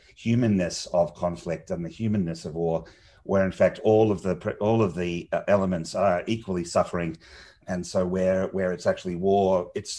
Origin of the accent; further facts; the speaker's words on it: Australia; growing up in Australia as a sort of small Commonwealth nation